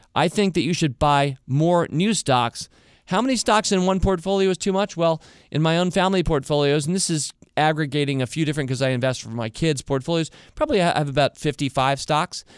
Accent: Northern Virginia, United States; right here nearby where we grew up in Northern Virginia, here in Washington, D C area

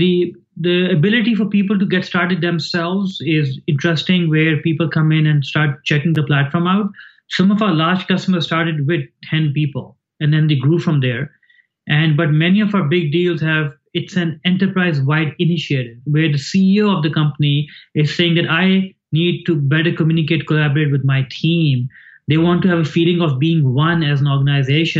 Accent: Pakistan; moved away as an adult; now in United States; I grew up in Pakistan. I came here when I was 19 and I've been here for almost 30 years

